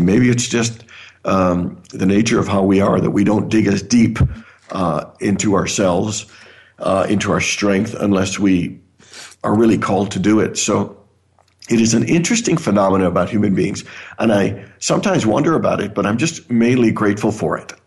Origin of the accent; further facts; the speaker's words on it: near Toronto, Ontario, Canada; also born or lived in Caribbean; now in Phoenix, United States; I was born in the Caribbean. I actually grew up in Canada near Toronto.